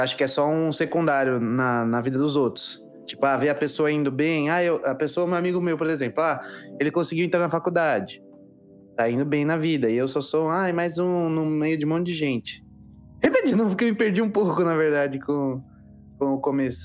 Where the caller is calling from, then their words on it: Santo André, São Paulo, Brazil; Tenho 18 e falo de. Cidade de São Paulo, Santo André